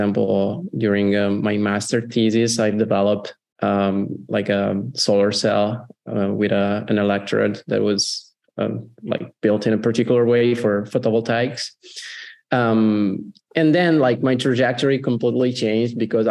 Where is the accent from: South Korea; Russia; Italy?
Italy; also born or lived in Como; I'm from Italy